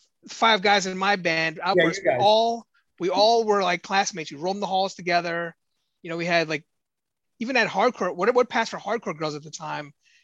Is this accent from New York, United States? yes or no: yes; New York City, New York, United States; growing up in Astoria, Queens, you think like, oh, this has got to be something exclusive to my neighborhood